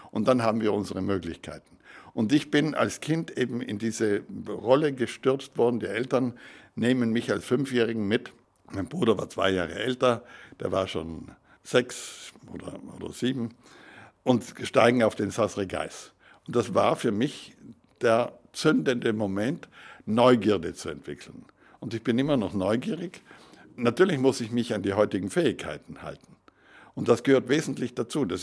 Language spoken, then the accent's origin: German; Trentino-Alto Adige, Italy; Und ich bin ein begeisterter Europäer. Als Südtiroler ist das auch logisch, denn unsere politische Situation, wir sind ja mit dem Ersten Weltkrieg zu Italien geschlagen worden